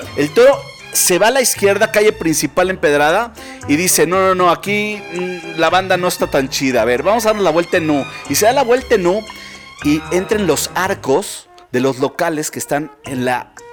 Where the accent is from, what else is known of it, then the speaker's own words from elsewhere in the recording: Mexico City, Mexico; nosotros como chilangos